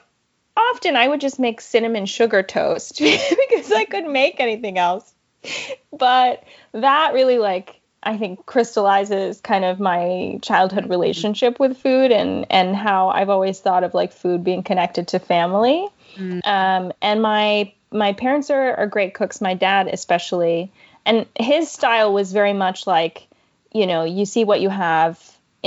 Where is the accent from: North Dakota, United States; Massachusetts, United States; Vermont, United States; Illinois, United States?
Vermont, United States; moved away; also born or lived in Hawaii / Middle East; I'm originally from Hawaii. And then when I was young, we moved to Vermont